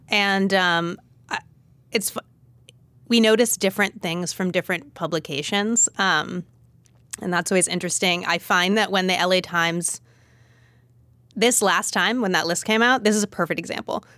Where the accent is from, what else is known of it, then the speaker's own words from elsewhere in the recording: Los Angeles, California, United States; moved away as an adult; also born or lived in Berkeley / San Francisco; I'm from Los Angeles, and I'd been wanting to go back.